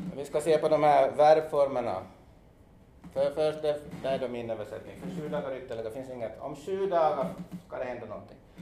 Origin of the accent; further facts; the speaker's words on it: Jeppo, Ostrobothnia, Finland; moved away; also born or lived in Hanko, Finland; jag är ju född i Jebo, men jag har- jag har levt också två år i Hangö